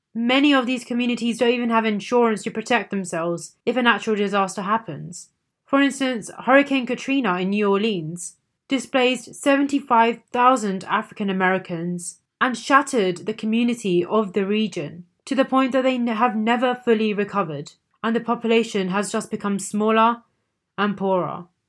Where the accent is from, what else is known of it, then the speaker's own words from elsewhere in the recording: India; As an Indian myself